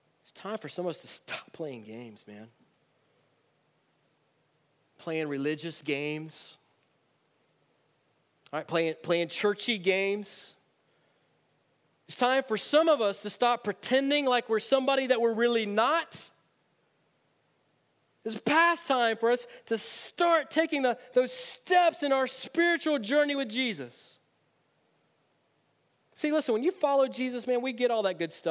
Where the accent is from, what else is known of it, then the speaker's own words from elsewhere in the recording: United States; as American Christians in 2018